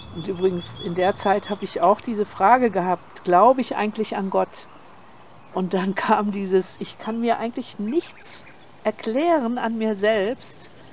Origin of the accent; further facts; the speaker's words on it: Germany; now in Portugal; wir sind ja Deutsche mhm. und ich bin in der Nachkriegszeit aufgewachsen